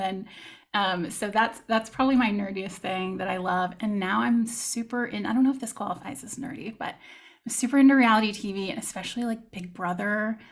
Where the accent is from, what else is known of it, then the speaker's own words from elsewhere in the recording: Texas, United States; moved away as an adult; now in France; I am from Texas